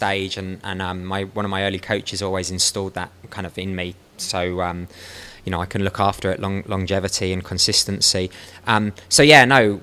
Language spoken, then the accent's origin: English; London, United Kingdom; I'm from London, I grew up in West London